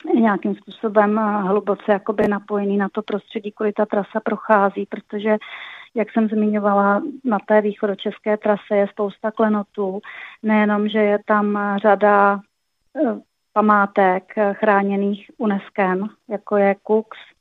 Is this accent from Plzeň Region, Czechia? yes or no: no; Pardubice, Pardubice Region, Czechia; jsem z Pardubic